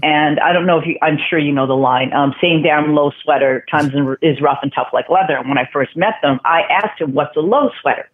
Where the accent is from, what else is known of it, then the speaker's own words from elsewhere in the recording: Vancouver, British Columbia, Canada; moved away; also born or lived in New York; I grew up in Vancouver